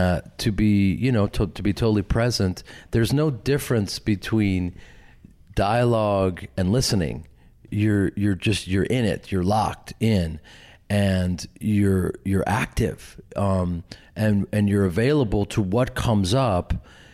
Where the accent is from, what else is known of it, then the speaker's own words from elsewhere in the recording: Midwest, United States; because I'm from the Midwest, I'm from this acting family and an acting community